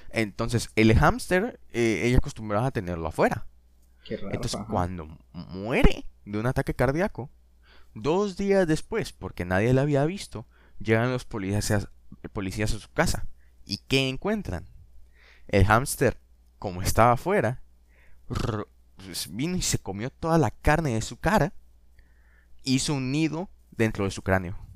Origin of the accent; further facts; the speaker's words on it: Buenos Aires, Argentina; accent: porteño; Nosotros pues hablamos como porteño, ¿va qué se imagina?